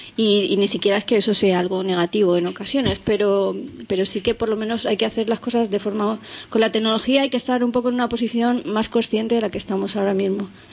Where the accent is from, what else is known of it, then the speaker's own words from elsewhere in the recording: Elche, Valencian Community, Spain; los tres somos de Elche, de Alicante